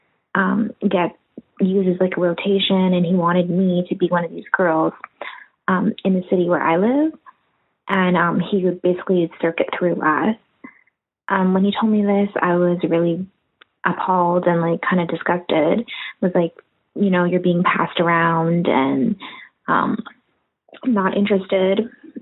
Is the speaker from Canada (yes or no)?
yes; Canada; I'm a Canadian woman in my early 20s